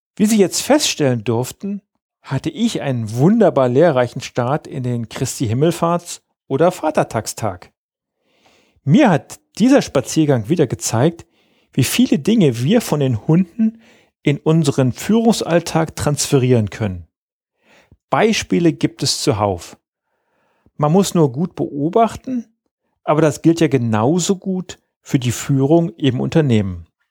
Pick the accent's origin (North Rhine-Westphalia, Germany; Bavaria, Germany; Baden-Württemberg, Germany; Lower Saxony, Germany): Lower Saxony, Germany; bei uns in Niedersachsen